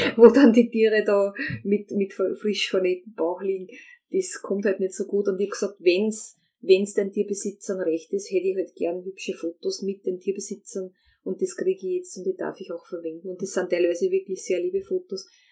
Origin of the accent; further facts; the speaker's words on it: Austria; als Österreicher